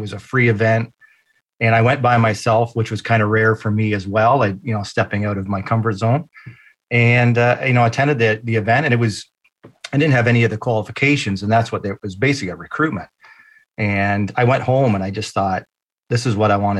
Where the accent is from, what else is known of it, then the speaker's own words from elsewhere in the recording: London, Ontario, Canada; I come from London, Ontario, Canada. So I am born and raised